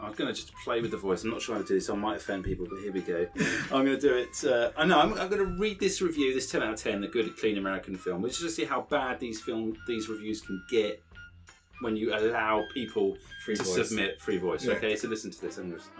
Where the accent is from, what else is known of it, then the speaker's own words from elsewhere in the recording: United Kingdom; We're British.